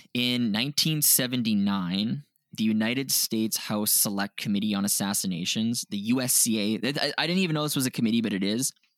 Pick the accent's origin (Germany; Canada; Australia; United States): Canada; we're from Canada